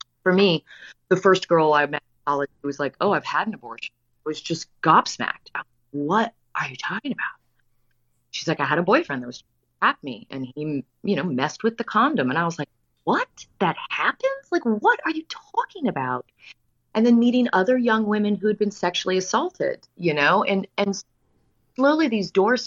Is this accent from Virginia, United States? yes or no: yes; Virginia, United States; I come from Virginia. I come from about as a conservative household as you can come from